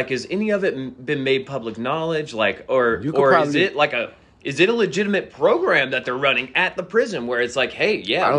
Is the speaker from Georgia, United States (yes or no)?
yes; Georgia, United States; You know, I'm from Fayette County, right?